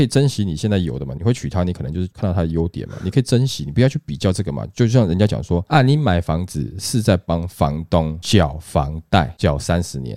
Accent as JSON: {"language": "Chinese", "country": "Taiwan", "said": "我们台湾人想出的这个步数哈"}